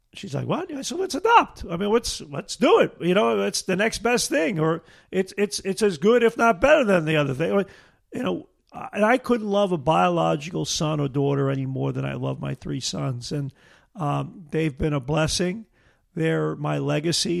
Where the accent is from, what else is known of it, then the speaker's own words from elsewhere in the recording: Brooklyn, New York, United States; moved away as an adult; now in Niagara River, Western New York, United States; growing up in Brooklyn